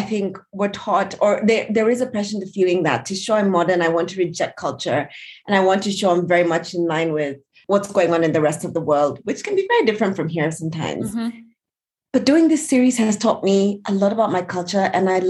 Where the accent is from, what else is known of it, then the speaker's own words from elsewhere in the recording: Kenya; So I come from the Kikuyu tribe, which is the largest tribe in Kenya.